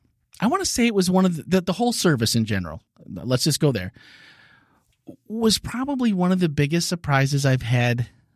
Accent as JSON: {"language": "English", "region": "Wisconsin", "country": "United States", "tie": "born or raised there", "said": "Growing up in Wisconsin, as a not never fishing, never hunting, which is an anomaly, right?"}